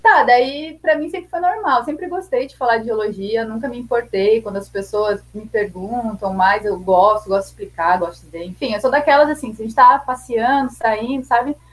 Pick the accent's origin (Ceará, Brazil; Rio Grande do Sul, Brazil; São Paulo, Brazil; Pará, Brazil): Rio Grande do Sul, Brazil; Porto Alegre; moved away as an adult; now in Brasília, Brazil; Sou natural de Porto Alegre, Rio Grande do Sul, e atualmente moro em Brasília